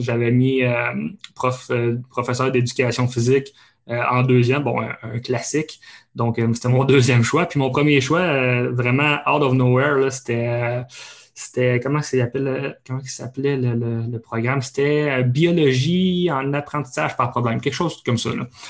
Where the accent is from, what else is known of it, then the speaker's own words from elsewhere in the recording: Abitibi, Quebec, Canada; moved away; j'ai grandi en fait en Abitibi